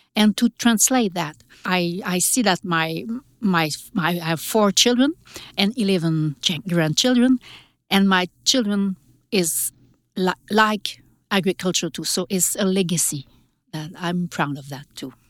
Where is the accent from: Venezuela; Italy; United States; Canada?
Canada; Quebec; I'm from Quebec